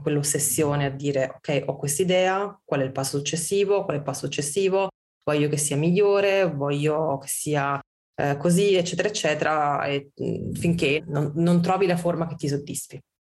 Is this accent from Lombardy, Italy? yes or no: no; Olevano sul Tusciano, Campania, Italy; also born or lived in Bologna / Milan; now in Turin, Italy; io sono campana, io non ho mai visto il burro a casa mia. Mia nonna aveva la sugna